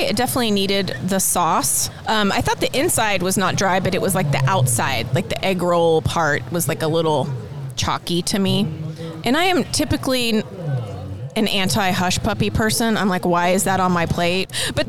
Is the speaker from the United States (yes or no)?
yes; Virginia, United States; moved away; also born or lived in Mississippi / South Carolina; I'm from Virginia, but I spent some time in Mississippi and South Carolina.